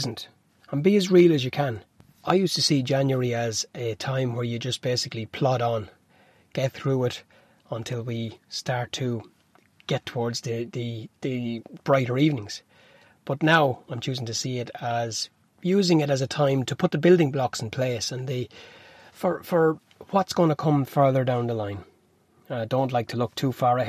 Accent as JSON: {"language": "English", "town": "Newbridge", "region": "Leinster", "country": "Ireland", "said": "I'm from Newbridge"}